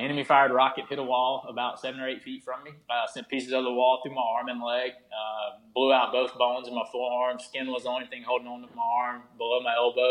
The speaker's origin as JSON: {"language": "English", "region": "the South", "country": "United States", "said": "I am from the South and I am in the military"}